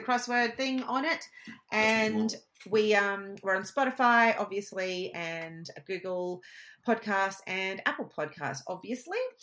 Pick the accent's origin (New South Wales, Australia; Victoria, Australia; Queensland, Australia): Queensland, Australia; I'm a Queenslander. I know how hot it is. It is hot here